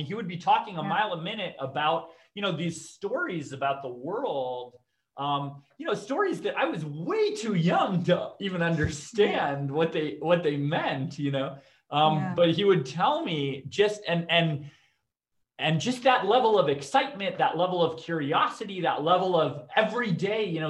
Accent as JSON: {"language": "English", "country": "Canada", "tie": "born or raised there", "said": "I grew up in Canada, to both my parents are immigrants"}